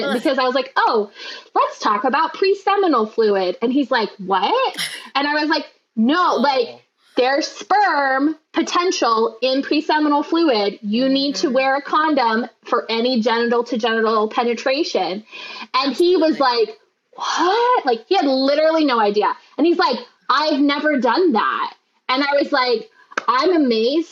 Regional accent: Utah, United States; I am from Utah, where we have terrible sex ed

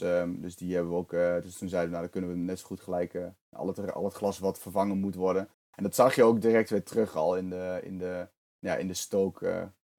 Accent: eastern Netherlands, Netherlands; also born or lived in Zwolle; ik kom uit het oosten van Nederland

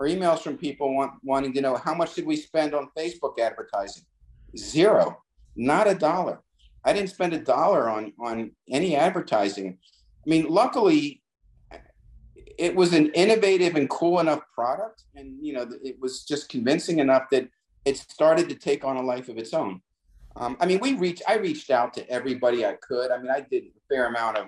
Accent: New Jersey, United States; I'm from from New Jersey

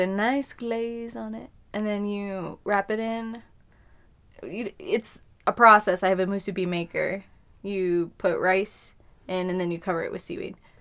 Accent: Colorado, United States; I'm from here

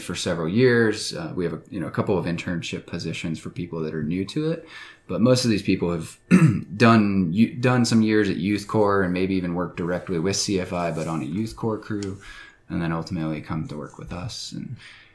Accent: Atlanta, Georgia, United States; moved away as an adult; now in Colorado, United States; I grew up in Atlanta, Georgia

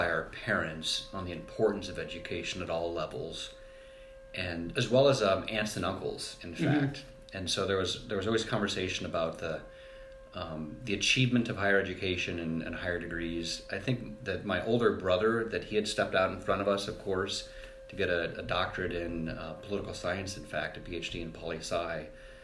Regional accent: Fremont, Nebraska, United States; growing up in Fremont, Nebraska was a good experience for me

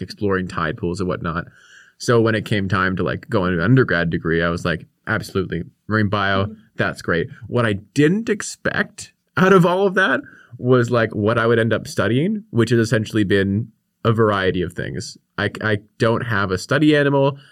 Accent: Victoria, British Columbia, Canada; I grew up here on the Kwangan Territory in, in Victoria.

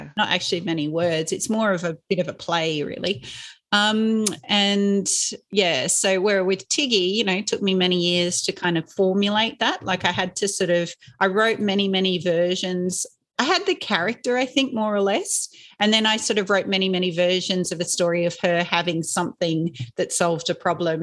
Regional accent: Inverell, New South Wales, Australia; when I was growing up in Inverell, which is in Western New South Wales

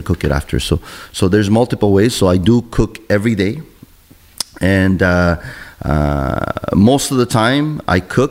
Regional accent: Argentina; also born or lived in Montreal, Canada; now in Canada; I come from Argentina, the land of Italians

